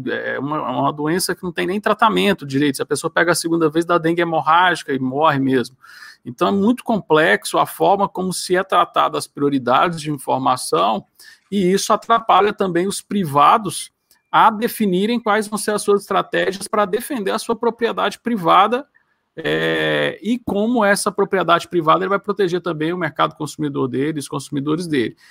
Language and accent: Portuguese; Goiás, Brazil; aqui eu sou de Goiás